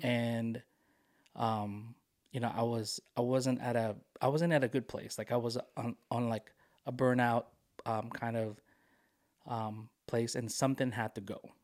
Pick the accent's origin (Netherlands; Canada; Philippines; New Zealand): Philippines; moved away; I am a Filipino immigrant